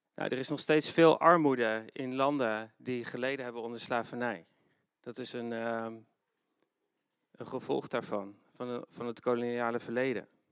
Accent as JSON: {"language": "Dutch", "country": "Netherlands", "said": "niet alleen als christenen, maar ook als Nederlanders"}